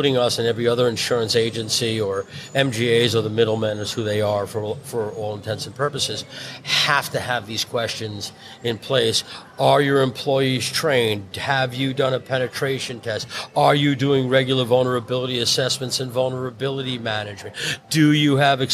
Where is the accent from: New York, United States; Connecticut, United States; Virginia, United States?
New York, United States; New York City; I'm born and bred in Brooklyn